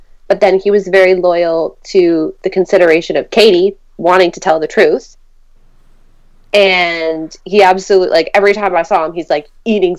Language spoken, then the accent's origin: English; Canada; we're Canadian.